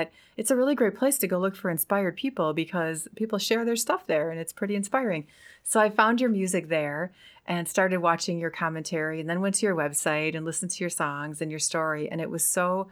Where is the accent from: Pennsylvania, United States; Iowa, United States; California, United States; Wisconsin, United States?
Wisconsin, United States; I'm from Wisconsin and it's super cold up there